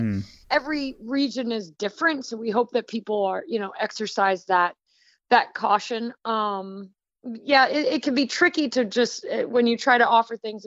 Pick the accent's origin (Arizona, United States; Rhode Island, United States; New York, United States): Rhode Island, United States; also born or lived in Missouri Ozarks; now in Florida, United States; I'm originally from Rhode Island, and then I was farming with Baker Creek in the Missouri Ozarks, and now I am gardening and farming in Florida.